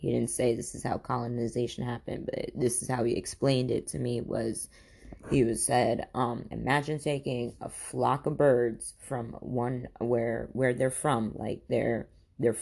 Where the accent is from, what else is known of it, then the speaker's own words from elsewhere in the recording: Khambhat, Gujarat, India; now in United States; I was born in India in a place called, it is called Cambay, India